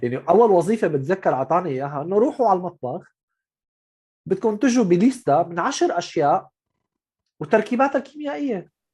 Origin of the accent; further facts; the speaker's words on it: Syria; moved away as an adult; also born or lived in Gulf; انا من سوريا رحت على الخليج